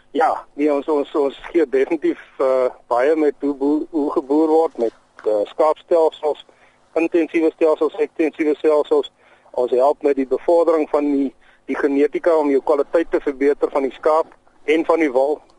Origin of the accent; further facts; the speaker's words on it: Aliwal North, Eastern Cape, South Africa; moved away; Ja, ek het in Allewal Noord groot geword in die Oos-Kaap.